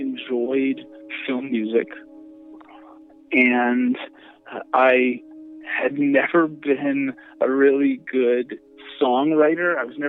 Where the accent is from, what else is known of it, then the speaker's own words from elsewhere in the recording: Virginia, United States; moved away as an adult; also born or lived in New York City; now in Los Angeles, United States; Well, I grew up in Virginia. And then I moved to New York City to go to NYU, and I was there for many years.